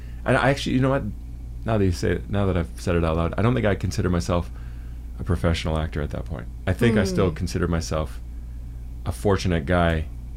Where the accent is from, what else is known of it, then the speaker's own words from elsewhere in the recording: Canada; from Canada.